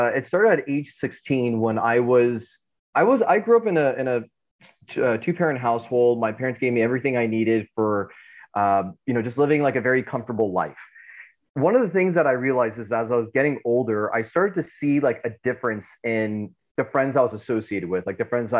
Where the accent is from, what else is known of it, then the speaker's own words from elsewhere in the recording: United States; So ethnically I'm Iranian, but born in America.